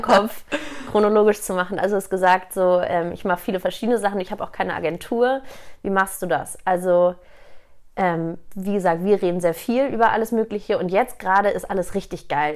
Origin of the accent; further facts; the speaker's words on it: Hamburg, Germany; moved away as an adult; now in Munich, Germany; gebürtige Hamburgerin, seit zehn Jahren jetzt aber schon in München